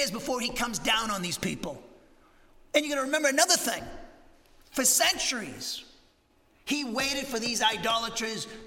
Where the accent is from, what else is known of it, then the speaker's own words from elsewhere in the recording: Massachusetts, United States; now in Huntsville, United States; I grew up in Massachusetts